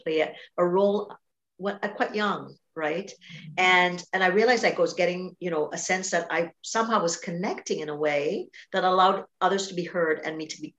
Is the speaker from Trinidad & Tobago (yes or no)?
yes; Trinidad & Tobago; I grew up in Trinidad and Tobago, a very big family, connected culture